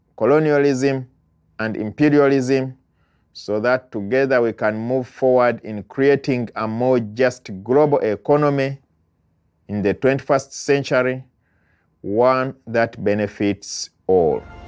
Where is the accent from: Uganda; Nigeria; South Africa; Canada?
Uganda; now in United States; I am an immigrant from Uganda living in the United States